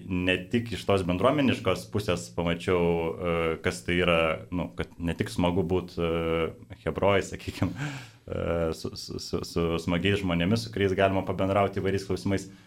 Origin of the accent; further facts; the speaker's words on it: Kaunas, Kaunas County, Lithuania; Ir prisijungiau Kaune, nes pats esu Kaunietis.